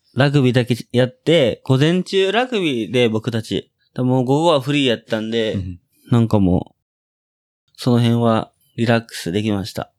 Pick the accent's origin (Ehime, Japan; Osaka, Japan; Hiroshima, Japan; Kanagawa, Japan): Osaka, Japan; moved away as an adult; えー、僕は大阪府の、大阪府、大阪市、生野区の出身です。